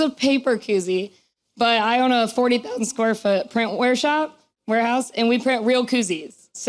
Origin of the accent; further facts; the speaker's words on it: Midwest, United States; also born or lived in near St. Louis; now in Austin, United States; because I'm from the Midwest